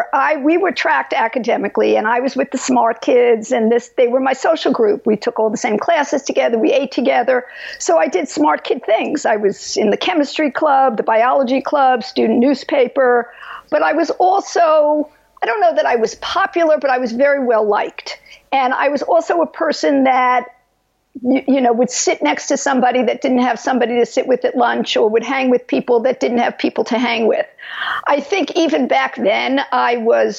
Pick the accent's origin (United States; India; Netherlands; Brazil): United States; New York; moved away as an adult; now in California, United States; I was brought up in New York, as you could tell from my accent